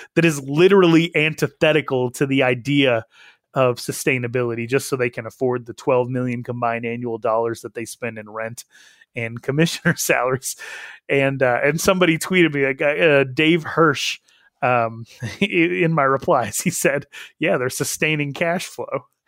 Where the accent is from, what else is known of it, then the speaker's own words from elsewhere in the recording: Wyoming, United States; I'm from Wyoming